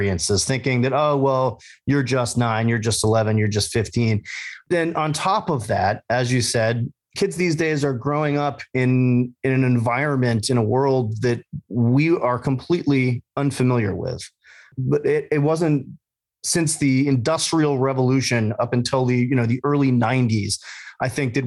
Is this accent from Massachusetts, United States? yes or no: yes; Massachusetts, United States; We grew up in Massachusetts